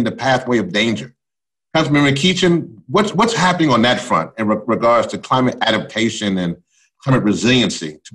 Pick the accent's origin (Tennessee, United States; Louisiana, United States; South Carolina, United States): Louisiana, United States; moved away; I'm originally from Louisiana